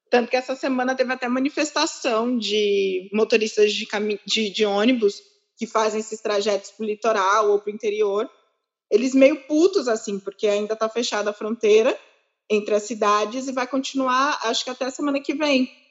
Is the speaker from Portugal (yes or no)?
no; Ukraine; eu não vai acontecer nada comigo porque eu sou ucraniana, eu sobrevivi não sei quantas guerras